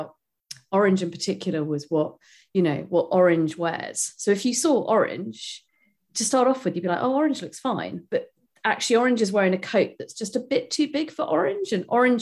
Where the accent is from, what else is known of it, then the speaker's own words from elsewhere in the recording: United Kingdom; I'm a Brit